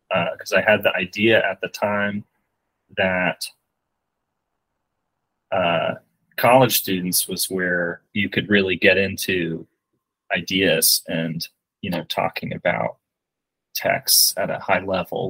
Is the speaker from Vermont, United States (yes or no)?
yes; Burlington, Vermont, United States; moved away as an adult; also born or lived in Tulsa, Oklahoma; now in Syracuse, United States; I grew up in Burlington, Vermont.